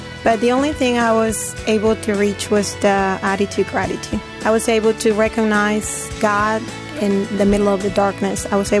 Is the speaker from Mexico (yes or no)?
no; Peru; moved away; Actually, Peru was happy. Peru was still my happy place to go. Life was perfect over there. The reason why we moved